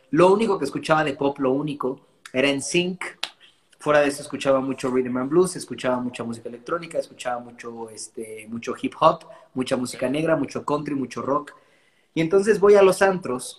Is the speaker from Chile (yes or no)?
no; Mexico; yo iba a nacer en Texas, pero tres meses antes de nacer mi mamá se vino a vivir acá. Y entonces eh, en mi casa se habla inglés y yo crezco escuchando solamente música anglo.